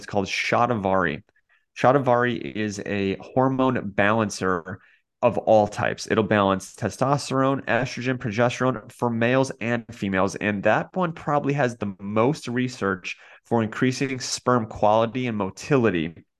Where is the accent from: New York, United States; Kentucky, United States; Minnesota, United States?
Kentucky, United States; You're like, I grew up in Kentucky. We don't eat oysters around